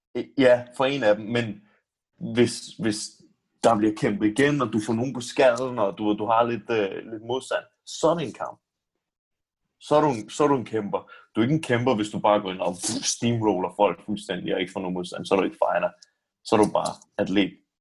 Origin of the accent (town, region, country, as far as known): Denmark